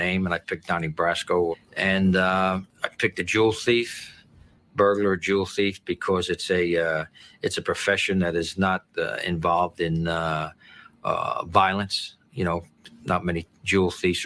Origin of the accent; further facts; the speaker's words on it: New Jersey, United States; I grew up in New Jersey, and I grew up in an Italian neighborhood